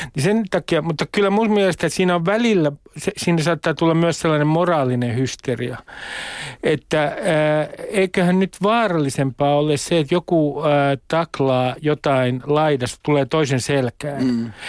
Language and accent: Finnish; Nummi-Pusula, Uusimaa, Finland; moved away; Nummi Pusulassa 70 kilometriä kilometrin päässä Helsingistä, niin meillähän oli IFK-takit päällä. 70-luvulla siellä keskellä maaseutua